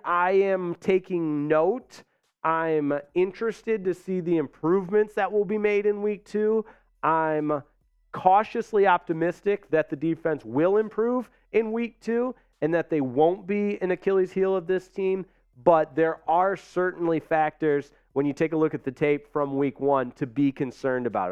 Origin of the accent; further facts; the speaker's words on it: Michigan, United States; moved away; from Michigan, my home state